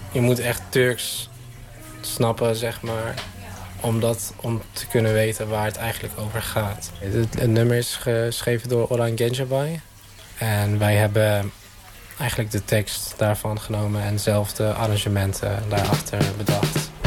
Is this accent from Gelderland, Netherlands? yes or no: yes; Arnhem, Gelderland, Netherlands; ik kom uit Arnhem en ik speel in de band …